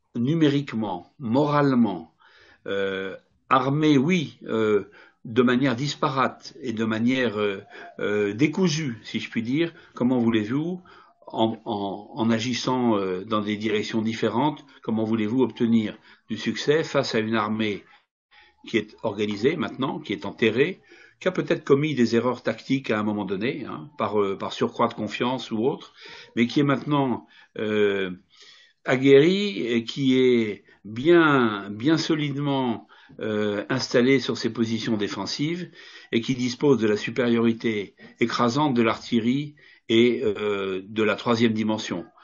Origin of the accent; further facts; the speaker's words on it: France; je ne suis pas russe, hein, je regarde les choses euh, en tant que Français